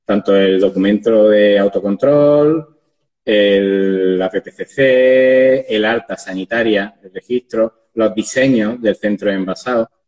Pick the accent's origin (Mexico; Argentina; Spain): Spain; Andalusia; pues, por ejemplo, en Andalucía, sí, como al final soy andaluz y de aquí nacemos